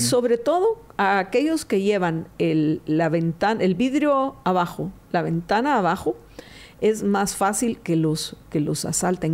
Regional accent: Guatemala; como guatemaltecos

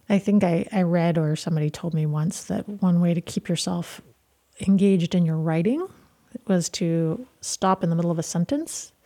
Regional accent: Burlington, Vermont, United States; moved away; I was born in Burlington, and I've, I went to medical school in Burlington

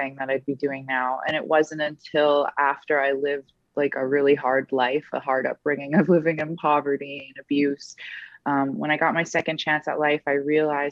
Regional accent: Edmonton, Alberta, Canada; Edmonton Elks is that, you know, not only is it my hometown

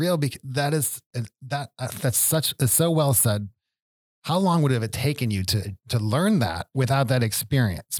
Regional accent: Buffalo, New York, United States; growing up in Buffalo, it's, it's a blue-collar town

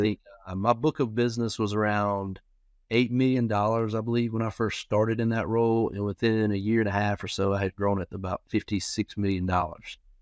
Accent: Florence, South Carolina, United States; I'm actually from Florence, South Carolina

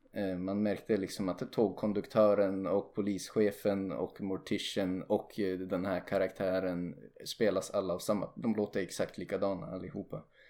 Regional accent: Sweden; lätt att nitpicka som svensk

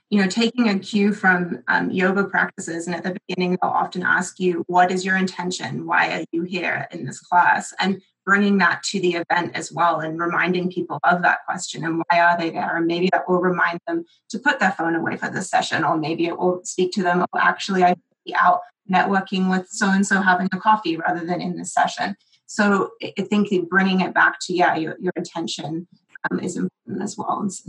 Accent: England, United Kingdom; accent: British; also born or lived in United States; now in Canada; British. I grew up in England.

